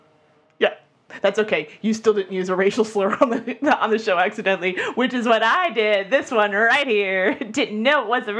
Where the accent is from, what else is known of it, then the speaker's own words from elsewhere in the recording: the South, United States; We're from the South.